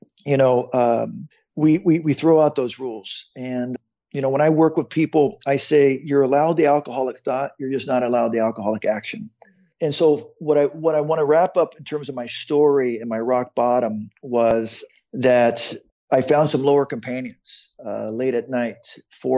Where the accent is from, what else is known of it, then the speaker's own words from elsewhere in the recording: Phoenix, Arizona, United States; I was born in Phoenix, Arizona